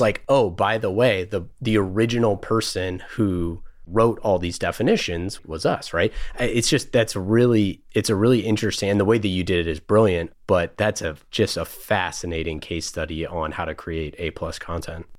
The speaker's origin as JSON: {"language": "English", "town": "Oakland", "region": "California", "country": "United States", "tie": "born or raised there", "said": "I grew up in Oakland, so around here, but not in the valley"}